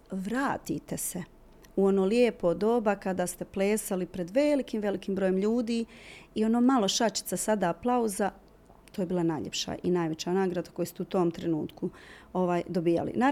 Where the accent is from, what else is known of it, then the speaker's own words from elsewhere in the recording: Mostar, Federation of Bosnia and Herzegovina, Bosnia & Herzegovina; Mi smo ostali bili u Mostaru